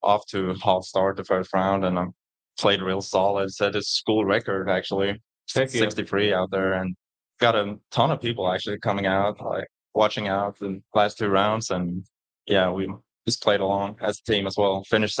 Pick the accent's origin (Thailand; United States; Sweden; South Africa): Sweden; English is a second language; It's actually bigger than you think. It's the second or third biggest sport over there.